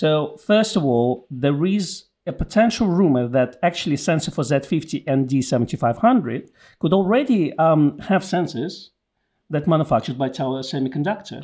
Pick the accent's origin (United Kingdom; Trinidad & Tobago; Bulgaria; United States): United Kingdom; since we are British